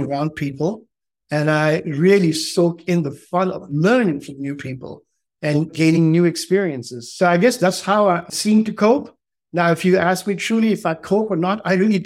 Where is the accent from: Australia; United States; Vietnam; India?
India; also born or lived in Allahabad, Uttar Pradesh / Northeast India / Delhi / Andhra Pradesh (roots); I'm from India. My roots are from the south of India, from Andhra Pradesh. I was born in 1967 in Allahabad, which used to be in Uttar Pradesh